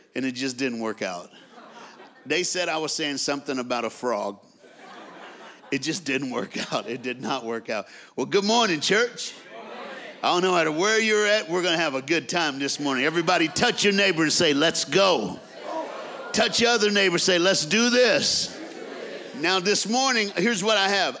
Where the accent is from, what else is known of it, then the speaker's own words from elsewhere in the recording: the South, United States; also born or lived in Dallas, Texas; I'm from the South in America